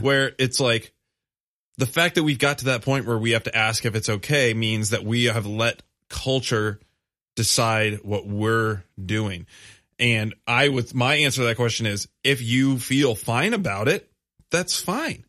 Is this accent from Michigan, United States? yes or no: yes; Grand Rapids, Michigan, United States; moved away; I grew up in Grand Rapids. My family still lives there.